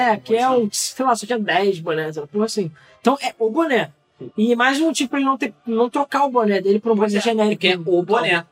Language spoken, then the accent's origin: Portuguese; Rio de Janeiro, Brazil; sou do Rio